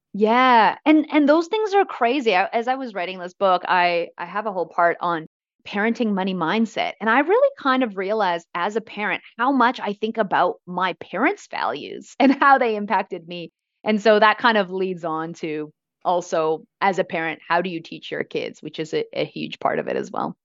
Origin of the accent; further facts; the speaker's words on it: Vancouver, British Columbia, Canada; moved away as an adult; now in Australia; I grew up in Vancouver